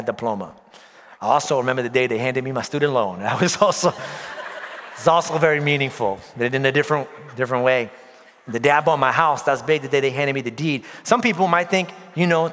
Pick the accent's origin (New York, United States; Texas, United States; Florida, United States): New York, United States; moved away; Born and raised in New York